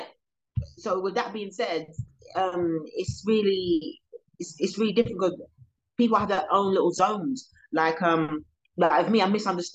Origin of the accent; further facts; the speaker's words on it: London, United Kingdom; also born or lived in Croydon; I come from South London, so I do hear a lot of police sirens where I am